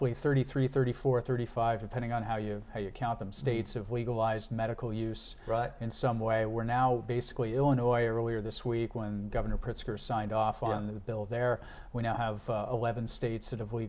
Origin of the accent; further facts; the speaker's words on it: Canada; As a Canadian